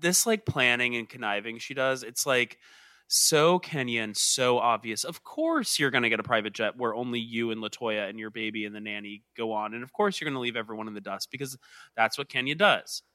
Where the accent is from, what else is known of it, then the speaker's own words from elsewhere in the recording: Georgia, United States; I'm from Georgia.